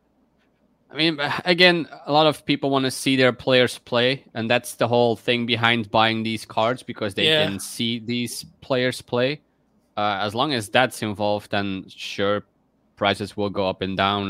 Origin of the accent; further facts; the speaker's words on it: Belgium; I'm from Belgium